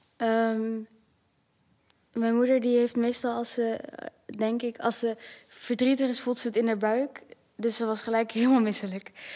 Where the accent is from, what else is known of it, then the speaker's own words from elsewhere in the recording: Netherlands; ik ben in Nederland opgegroeid ook.